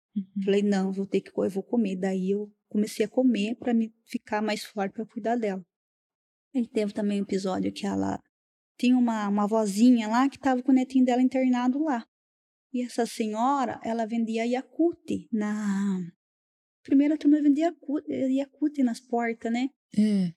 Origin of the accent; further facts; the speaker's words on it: Pilar, Brazil; Não, não sou daqui, eu sou do interior.